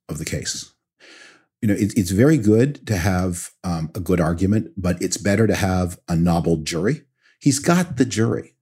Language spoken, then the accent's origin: English; Canada; now in United States; I'm from Canada originally